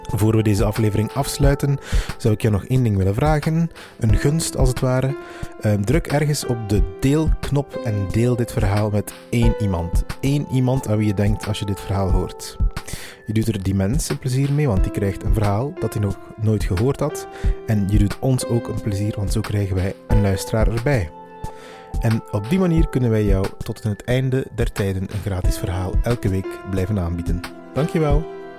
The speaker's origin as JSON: {"language": "Dutch", "area": "Meetjesland", "region": "Flanders", "country": "Belgium", "said": "ik ben zelf vandaar"}